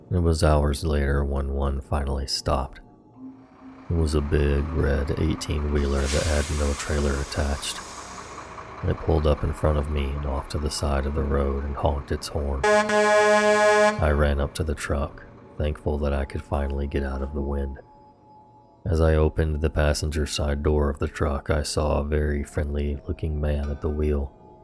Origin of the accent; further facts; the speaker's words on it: Mount Shasta, California, United States; also born or lived in Seattle; I was born in Seattle, but at this time my family had been living in Mount Shasta, which is a small town in Northern California.